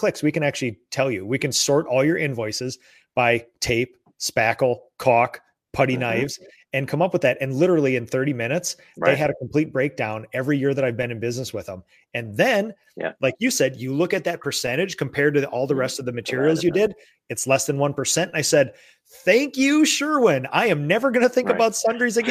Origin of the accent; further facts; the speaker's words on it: Minnesota, United States; I'm from Minnesota